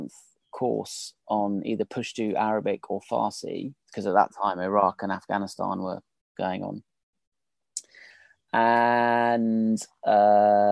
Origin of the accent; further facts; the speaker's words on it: United Kingdom; I'm British